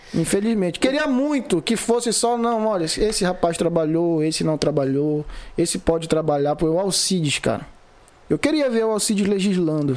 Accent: Vigia, Pará, Brazil; Sou vigiense, moro, nasci, me criei, entendeu? Moro aqui na vigia

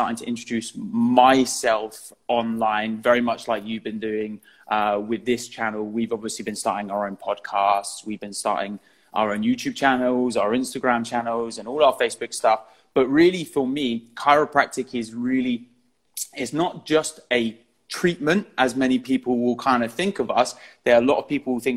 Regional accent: Eastbourne, South East England, United Kingdom; I'm from Eastbourne

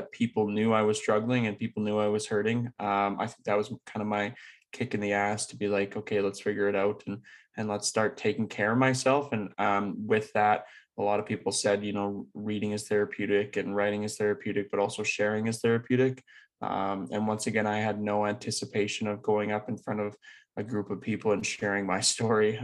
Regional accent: Leduc, Alberta, Canada; I grew up in Leduc, Alberta, which is just outside Edmonton.

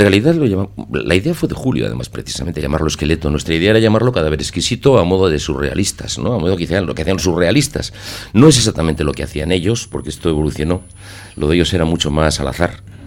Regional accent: Basque Country, Spain; somos poetas de Vizcaya, poetas de Guipúzcoa y poetas de, de Álava.

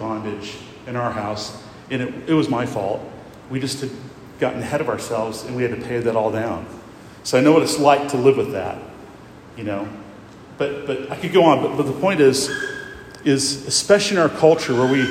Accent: Iowa, United States; now in Lexington, United States; I grew up in Iowa

